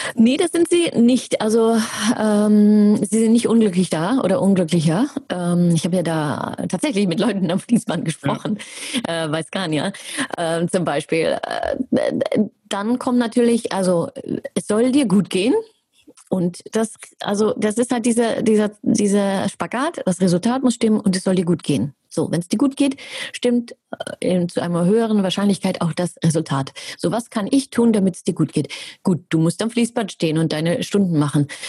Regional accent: Germany; ich bin ja Deutsche

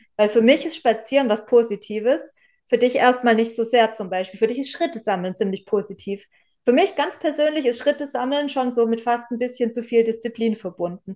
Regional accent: Southern Germany, Germany; ich komme ja auch aus Süddeutschland

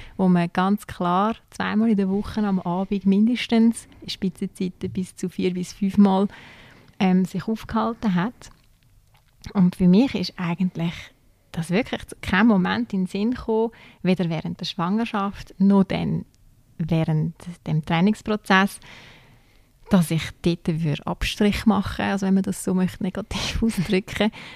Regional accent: Zürcher Weinland, Zurich, Switzerland; moved away as an adult; now in Aargau, Switzerland; ich komme aus dem Zürcher Wieland ursprünglich und bin eigentlich ins Aargau gezogen wegen ihm

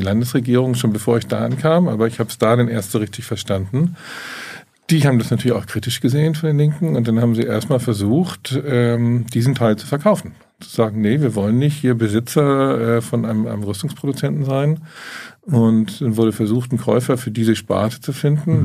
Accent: Glinde, Schleswig-Holstein, Germany; also born or lived in Hamburg-St. Pauli; ich bin in Glinden aufgewachsen

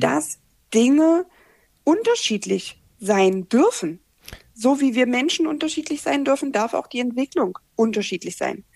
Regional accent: Magdeburg, Saxony-Anhalt, Germany; ich bin aus Magdeburg

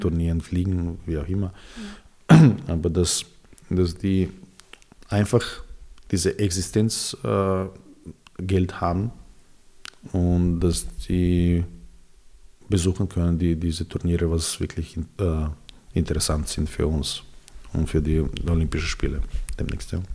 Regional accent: Belgrade, Serbia; first language Serbian; German is a second language; moved away as an adult; also born or lived in Austria; now in Vienna, Austria; Ich bin geboren in Belgrad, in Serbien

